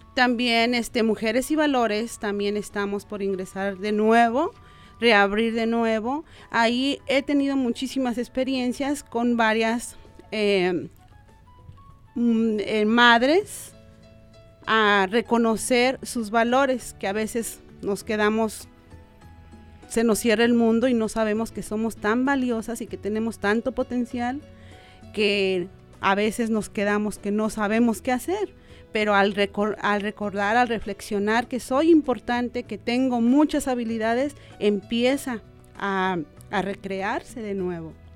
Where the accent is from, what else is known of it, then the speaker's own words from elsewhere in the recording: Guadalajara, Jalisco, Mexico; moved away as an adult; now in Omaha, United States; nosotros venimos de Jalisco, Guadalajara